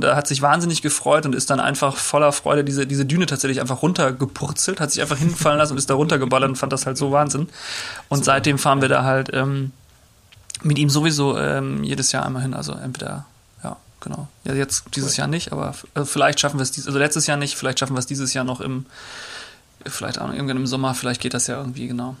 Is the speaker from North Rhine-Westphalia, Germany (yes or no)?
yes; Rheda-Wiedenbrück, North Rhine-Westphalia, Germany; now in Hamburg, Germany; Reda Wiedenbrück heißt die Stadt. Da äh, bin ich groß geworden, in Nordrhein-Westfalen